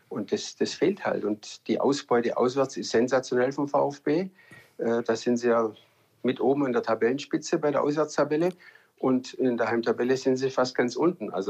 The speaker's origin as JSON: {"language": "German", "town": "Stuttgart", "region": "Baden-Württemberg", "country": "Germany", "tie": "born or raised there", "said": "ja ich bin ja in Stuttgart geboren, äh, wohne zehn Minuten weg vom Stadion, von der Mercedes-Benz Arena."}